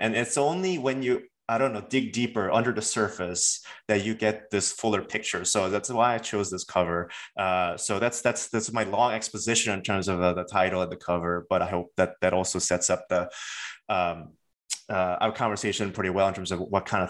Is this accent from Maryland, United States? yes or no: yes; Baltimore, Maryland, United States; the experience of growing up in Baltimore is, in my opinion, really different from, for example, growing up in places like Berkeley or Los Angeles or even Boston or New York